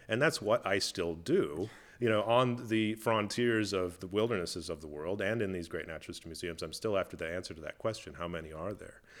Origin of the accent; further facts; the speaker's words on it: Minnesota, United States; I grew up in Minnesota, uh, in the United States, uh, the, the northern part up north near Canada